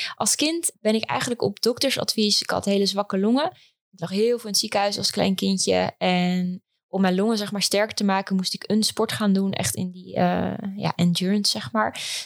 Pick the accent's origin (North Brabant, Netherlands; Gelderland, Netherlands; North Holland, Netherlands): Gelderland, Netherlands; Epe; moved away as an adult; also born or lived in Leiden / Amsterdam; now in Almere, Netherlands; ik ben geboren en getogen in Epe, een klein plaatsje in eh, Gelderland